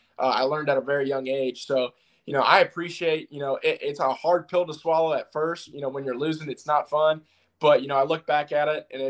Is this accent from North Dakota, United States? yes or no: yes; Fargo, North Dakota, United States; born there; also born or lived in Tampa / Seattle / Jacksonville / Toledo; I mean, I was born in Fargo, North Dakota. I moved to Tampa, moved to Seattle, moved to Jacksonville, then moved to Toledo, Ohio.